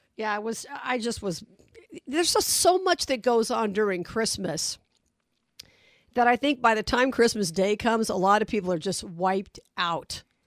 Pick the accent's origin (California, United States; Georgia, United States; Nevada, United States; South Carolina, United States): Nevada, United States; Las Vegas; I'm from Vegas